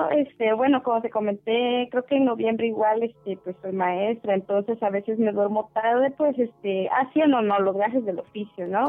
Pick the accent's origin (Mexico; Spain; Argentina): Mexico; Tuxtla Gutiérrez, Chiapas; also born or lived in Soconusco, Chiapas; yo soy de Tuxtla, pero ahorita estoy trabajando aquí casi ya a la frontera con Guatemala.